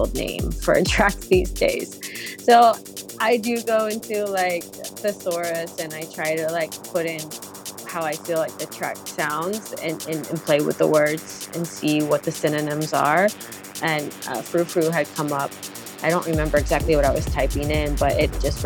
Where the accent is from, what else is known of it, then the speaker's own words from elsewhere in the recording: the South, United States; moved away as an adult; also born or lived in Florida / Texas; now in New York, United States; I'm from the South. I'm from Florida and Texas